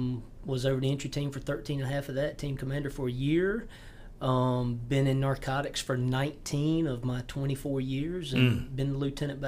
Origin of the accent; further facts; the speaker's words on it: York County, South Carolina, United States; I grew up here in York County